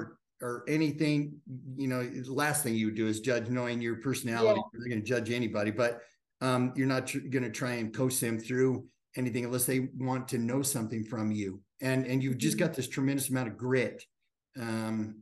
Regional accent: Wyoming, United States; I grew up in Wyoming

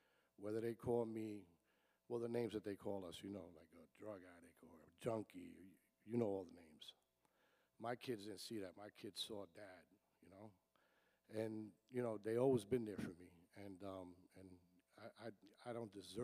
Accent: Paterson, New Jersey, United States; I was born and raised in Paterson, New Jersey

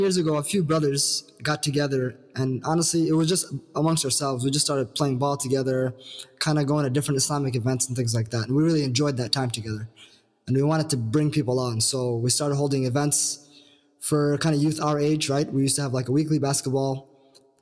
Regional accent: Minneapolis, Minnesota, United States; born and raised in Minneapolis from 612

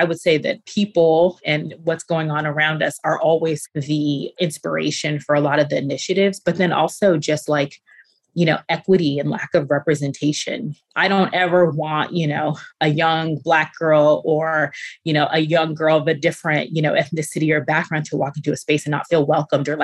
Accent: Ghana; now in United States; being Ghanaian

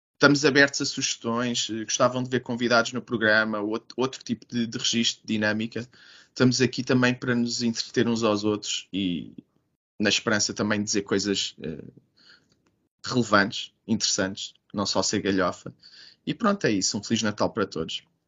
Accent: Trás-os-Montes, Portugal; eu sou de Trás-os-Montes

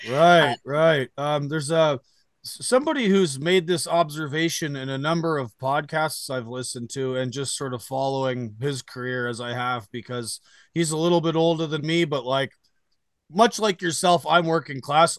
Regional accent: Canada; now in United States; I live in the United States now, but I am Canadian. Um, I, I went home for the first weekend of the protest

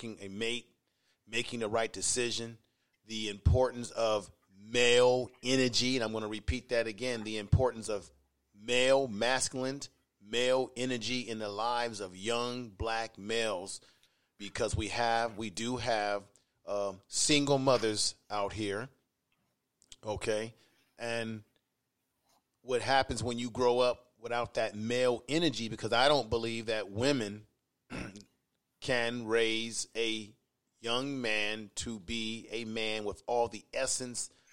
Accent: Baltimore, Maryland, United States; moved away; I was born in Baltimore

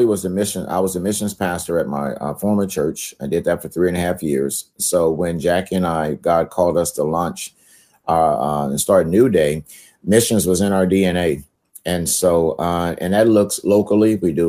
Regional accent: California, United States; also born or lived in Shreveport, Louisiana; I'm originally from Shreveport, Louisiana, but basically grew up out here in California.

